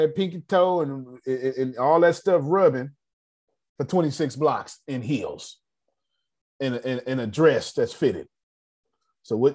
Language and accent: English; the South, United States; I'm from the South